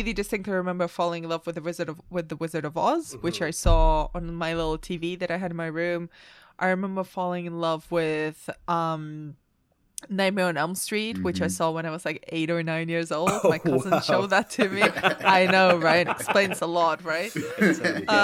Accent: Barcelona, Catalonia, Spain; I grew up in Barcelona

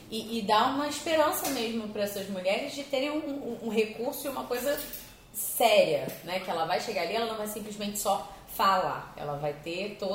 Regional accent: Nova Friburgo, Rio de Janeiro, Brazil; é o lugar onde eu nasci, é o lugar onde eu vivo

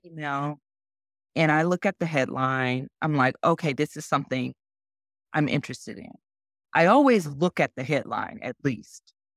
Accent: Arkansas, United States; moved away as an adult; also born or lived in Bozeman, Montana / Sacramento, California; now in California, United States; I'm originally from Arkansas, moved out to California to go to journalism school at Cal

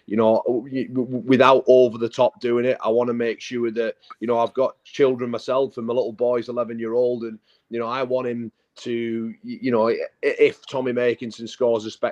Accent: Whitehaven, North West England, United Kingdom; part-time rugby in my hometown, Whitehaven

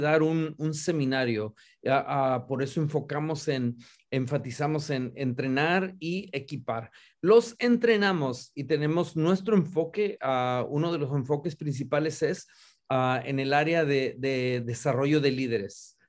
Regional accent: Río Bravo, Tamaulipas, Mexico; also born or lived in San Antonio, Texas; now in Dallas, United States; originalmente nacido y criado en Río Bravo, Tamaulipas, México

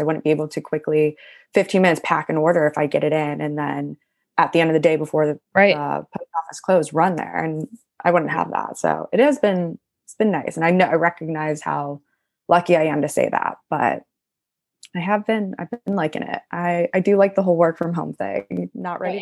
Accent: Cleveland, Ohio, United States; moved away as an adult; also born or lived in Athens, Ohio; now in New York, United States; I grew up in Cleveland, Ohio my whole life.

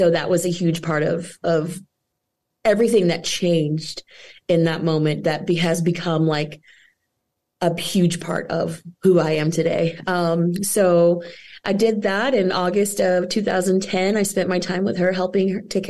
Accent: Weatherford, Texas, United States; moved away as an adult; now in Nashville, United States; I am from Texas, born and raised in Texas, a small town in Texas that can easily be deleted off the map. But so sorry to everyone in Weatherford

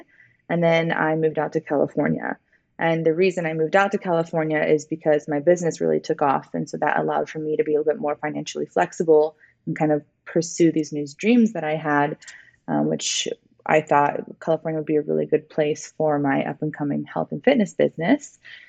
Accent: London, United Kingdom; born there; So I was born in London, England.

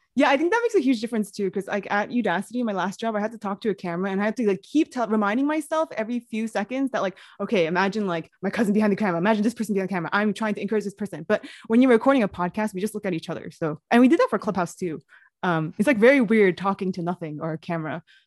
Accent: New York City, New York, United States; I also grew up in New York City

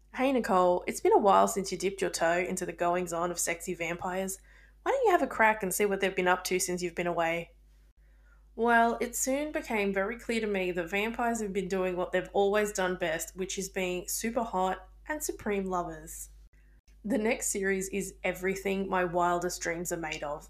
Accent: Australia; I'm Australian

